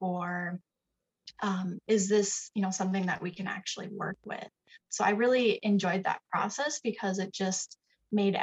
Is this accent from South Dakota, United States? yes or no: yes; Sioux Falls, South Dakota, United States; Sioux Falls, South Dakota. I have lived here my entire life.